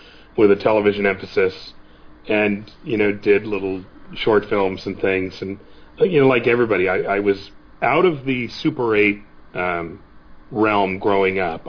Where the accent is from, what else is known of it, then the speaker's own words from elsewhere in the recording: Santa Clara, California, United States; born and raised in Santa Clara, have been here all my life